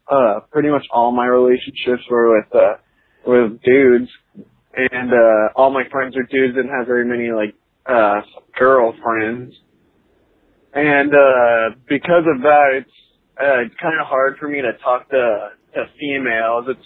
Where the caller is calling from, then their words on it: Northwest Arkansas, United States; Uh, I'm calling in from Northwest Arkansas.